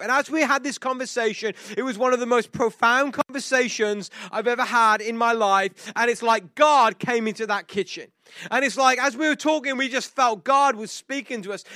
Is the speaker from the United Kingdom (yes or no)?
yes; England, United Kingdom; moved away; this English guy who we're not supposed to show emotion because we're English